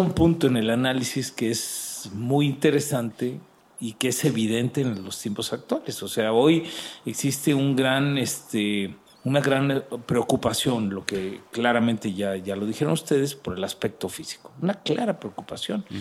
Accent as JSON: {"language": "Spanish", "country": "Mexico", "said": "nosotros, que somos mexicanos"}